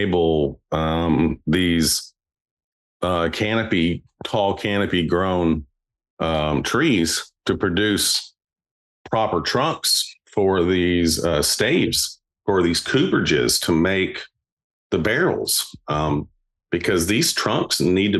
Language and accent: English; Lynchburg, Tennessee, United States; I went back home to my hometown in Lynchburg